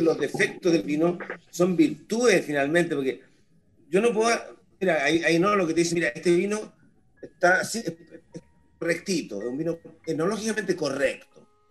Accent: Chile; como chileno

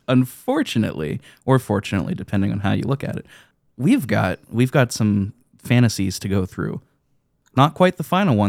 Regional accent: United States; my perspective as an American

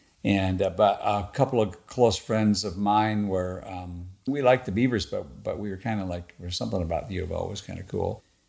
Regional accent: Oregon, United States; I grew up in Linn County, not far from Albany and Corvallis, but also not that far from Eugene, but a little bit closer to Albany and Corvallis, and it was and is farming country.

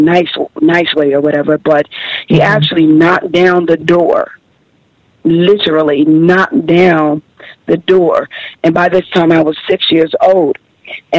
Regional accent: New York, United States; born or raised there; also born or lived in Camden, South Carolina

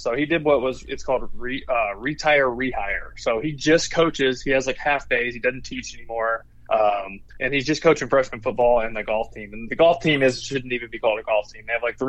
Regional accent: Texas, United States; now in Florida, United States; I'm from Texas

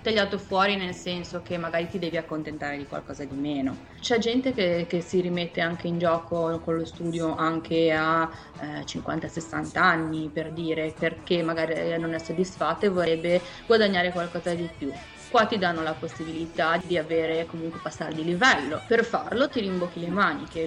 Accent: Genoa, Liguria, Italy; moved away as an adult; now in New York, United States; vengo da Genova e mi sono trasferita negli Stati Uniti 5 anni fa

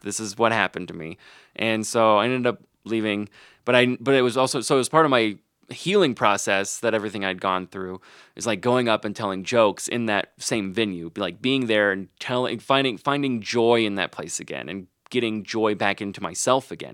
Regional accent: Arkansas, United States; moved away; I'm from Arkansas

